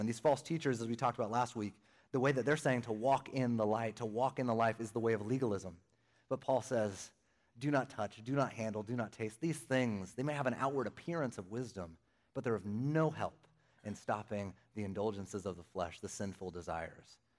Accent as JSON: {"language": "English", "region": "Northern California", "country": "United States", "tie": "born or raised there", "also_born_or_lived": "Arizona", "moved": "yes", "said": "born and raised in Northern California"}